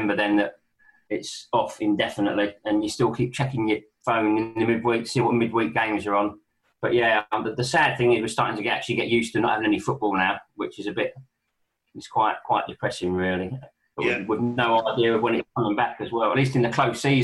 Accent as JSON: {"language": "English", "region": "London", "country": "United Kingdom", "tie": "born or raised there", "said": "I was brought up in Balham."}